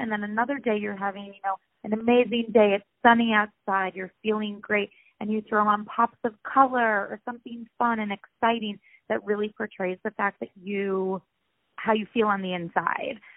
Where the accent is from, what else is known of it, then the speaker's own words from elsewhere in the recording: Rochester, New York, United States; moved away as an adult; also born or lived in Ohio; now in Los Angeles, United States; I'm originally from upstate New York, Rochester to be exact